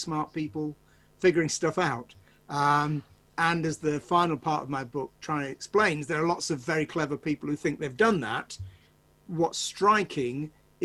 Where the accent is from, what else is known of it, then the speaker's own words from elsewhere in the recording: Manchester, North West England, United Kingdom; I'm from Manchester